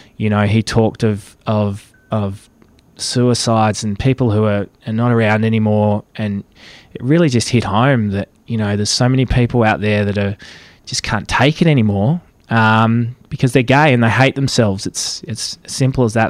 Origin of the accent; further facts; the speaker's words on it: Caston, Victoria, Australia; moved away as an adult; also born or lived in Melbourne; I grew up in Caston, some four hundred kilometres from Melbourne